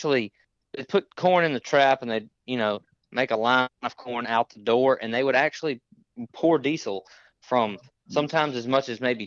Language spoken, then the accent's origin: English; Natchez, Mississippi, United States; I'm from Natchez, Mississippi. Is where I grew up